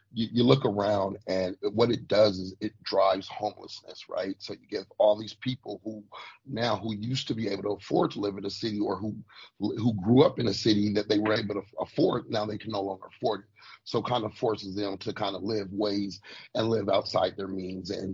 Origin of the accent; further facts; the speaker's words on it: United States; Us as the American people